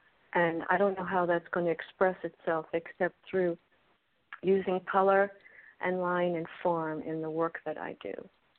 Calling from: Miami, Florida, United States

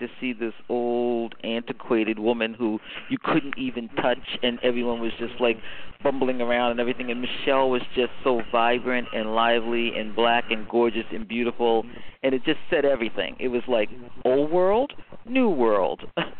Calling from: Bethesda, Maryland, United States; I'm from Bethesda, Maryland.

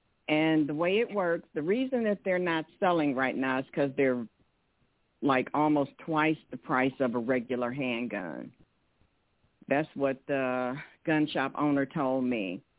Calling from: Detroit, Michigan, United States; from Detroit.

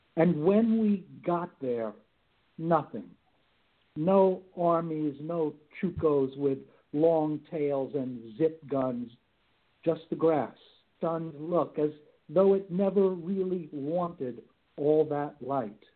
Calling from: Palm Springs, California, United States; also born or lived in Santa Barbara, California; calling from Palm Springs, California. I bounce between Palm Springs and the Santa Barbara area

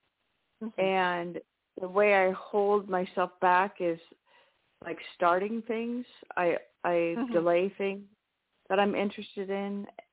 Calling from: New Mexico, United States; in New Mexico.

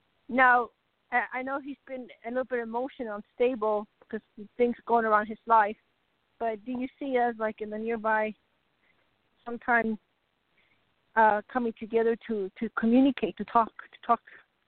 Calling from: Arizona, United States; Hi, Utah, Arizona.

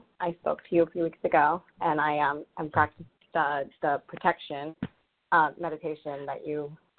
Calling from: Rhode Island, United States; I'm calling from Rhode Island.

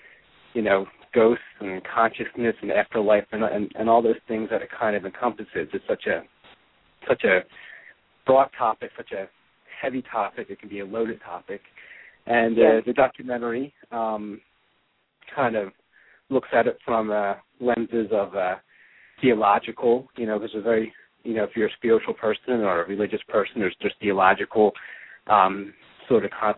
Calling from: Washington, District of Columbia, United States; I am from calling from the Washington, D.C. Region over across the pond in America

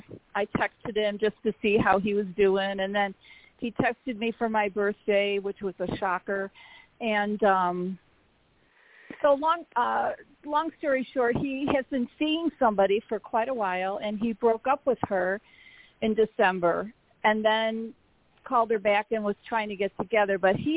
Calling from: Arizona, United States; Hi, it's … in Arizona.

